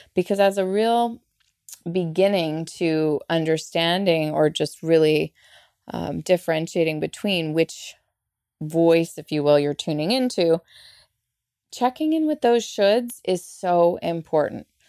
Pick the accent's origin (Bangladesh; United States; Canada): Canada; I'm Canadian. I'm so not Southern, and here I am sounding Southern